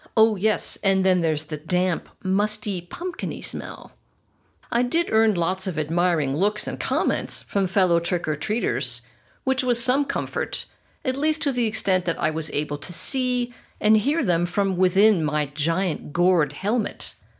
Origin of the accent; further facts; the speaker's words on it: United States; moved away as an adult; now in Germany; I'm American